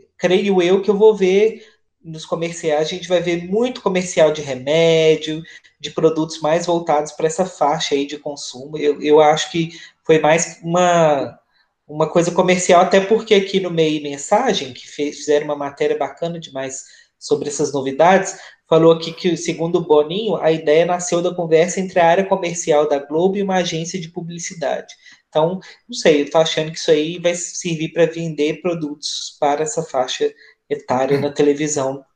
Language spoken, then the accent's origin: Portuguese; Minas Gerais, Brazil; sou de Minas